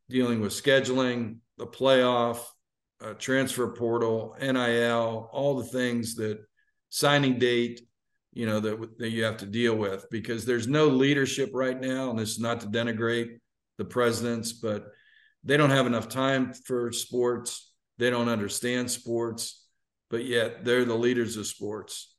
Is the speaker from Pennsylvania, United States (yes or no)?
yes; Pittsburgh, Pennsylvania, United States; moved away as an adult; now in Atlanta, United States; growing up in Pittsburgh